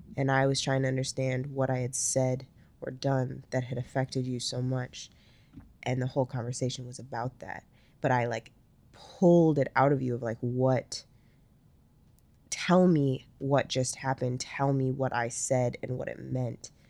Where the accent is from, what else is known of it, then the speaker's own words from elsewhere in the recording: Minnesota, United States; we're from Minnesota